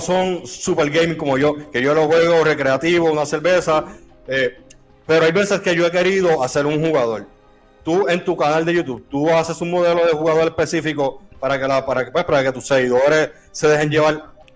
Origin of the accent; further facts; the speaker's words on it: Ponce, Puerto Rico; nosotros somos de Ponce